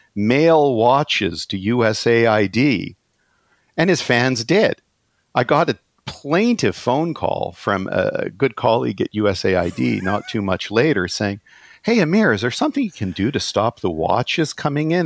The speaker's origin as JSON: {"language": "English", "region": "California", "country": "United States", "tie": "born or raised there", "also_born_or_lived": "Toronto, Canada", "moved": "as an adult", "lives_now": "Canada", "said": "I was born in California instead of Iran at a time when, uh, you know, Iran in my teenage years exploded. Um, California was a really rich place to be raised"}